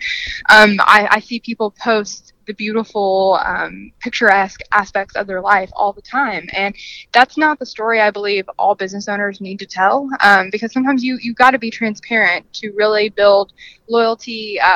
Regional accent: Lexington, Kentucky, United States; I'm from Lexington, Kentucky

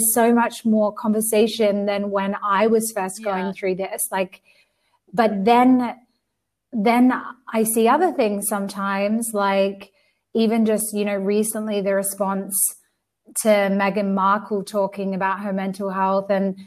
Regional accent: Australia; also born or lived in United Kingdom; now in Spain; I'm from Australia, but I've lived in the UK before I moved to Spain.

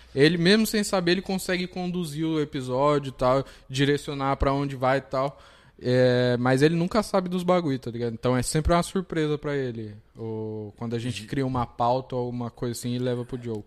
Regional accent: Mauá, São Paulo, Brazil; Eu sou de Mauá

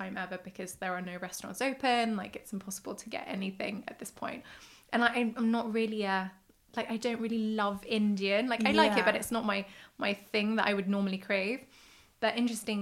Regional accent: Sweden; I grew up in Sweden

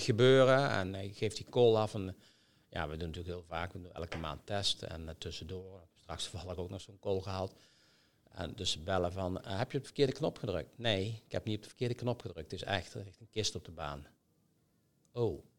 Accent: Netherlands; wij als Nederlanders

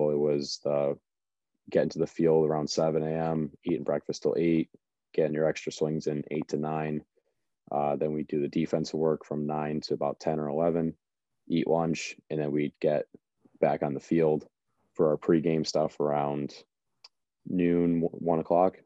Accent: Watertown, Connecticut, United States; I am back in Connecticut. I'm in my hometown in Watertown

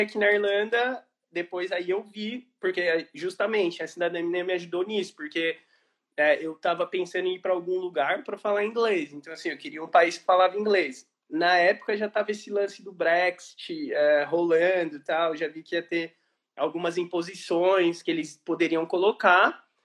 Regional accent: Brazil; moved away as an adult; also born or lived in Italy; now in Ireland; quando eu saí do Brasil

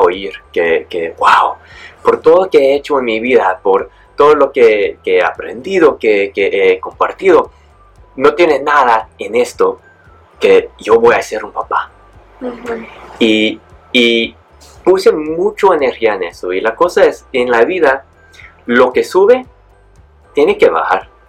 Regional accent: San Diego, California, United States; moved away as an adult; also born or lived in Mexico; now in Bali, Indonesia; Pues nací en México, y me mudé a los Estados Unidos cuando tenía nomás como 8 o 9 meses. Eh, crecí en, California, en San Diego

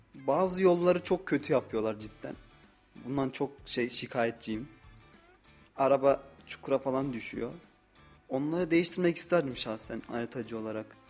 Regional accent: Osmaniye, Turkey; moved away as an adult; now in Kayseri, Turkey; 22 yaşındayım, Osmaniyeliyim.

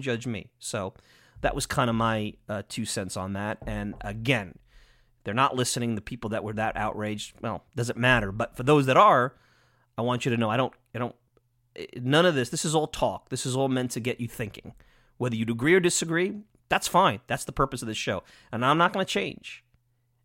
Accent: Long Island, New York, United States; I'm biased from Long Island

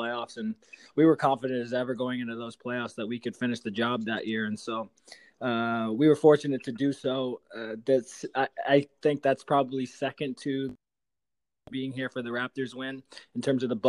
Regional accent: Indianapolis, Indiana, United States; moved away as an adult; also born or lived in Seattle; now in Canada; where I grew up in Indianapolis

